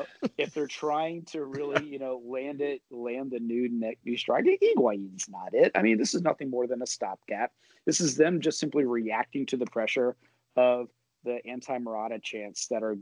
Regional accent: United States; as an American

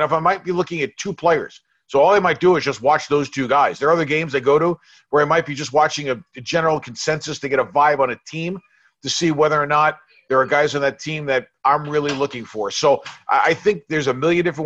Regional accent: New York, United States; when I was growing up in New York

